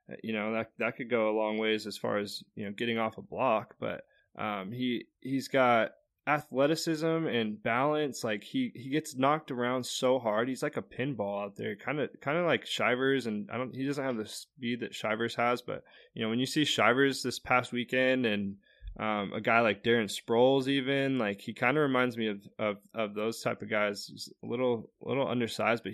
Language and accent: English; Arizona, United States; growing up in Arizona